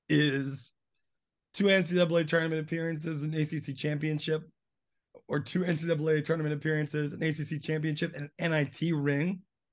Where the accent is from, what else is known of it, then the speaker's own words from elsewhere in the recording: New Jersey, United States; I'm also from New Jersey.